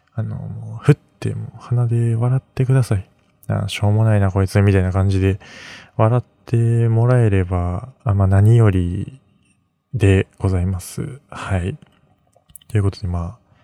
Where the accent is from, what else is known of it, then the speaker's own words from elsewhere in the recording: Mie, Japan; moved away as an adult; now in Tokyo, Japan; 出身は三重県